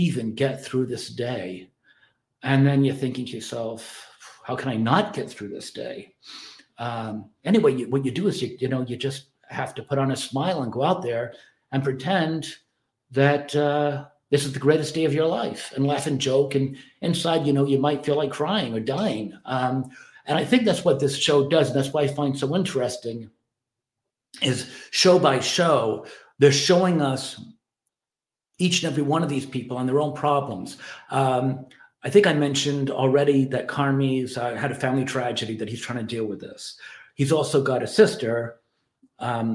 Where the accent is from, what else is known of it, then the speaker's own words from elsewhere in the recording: Ireland; I'm Irish